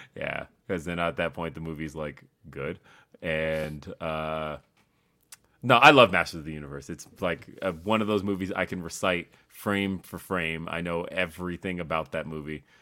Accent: Denver, Colorado, United States; also born or lived in Los Angeles; I grew up around, I mean, like, if you know the Denver and Aurora area, or, like I said, I was in Los Angeles as a kid

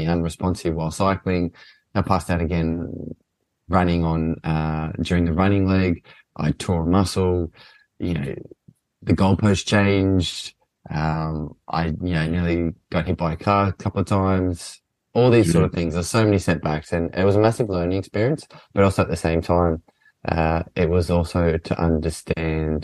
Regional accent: Australia; moved away; I grew up playing soccer in Australia

